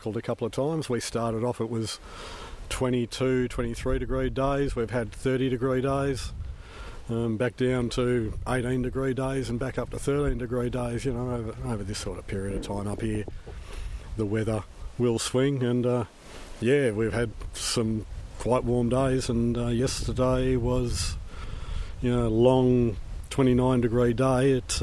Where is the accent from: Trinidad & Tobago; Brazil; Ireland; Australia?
Australia; Perth, Western Australia; I'm from Perth.